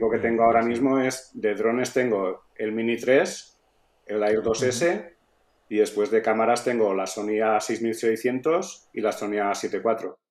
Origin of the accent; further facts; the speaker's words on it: Real, Valencian Community, Spain; Real, que es mi pueblo.